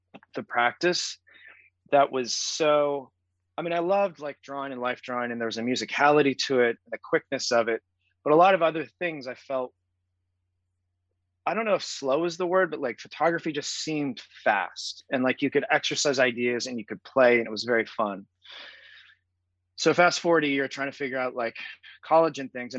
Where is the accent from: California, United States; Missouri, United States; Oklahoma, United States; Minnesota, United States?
Missouri, United States; Springfield; growing up in Southern Missouri at a public high school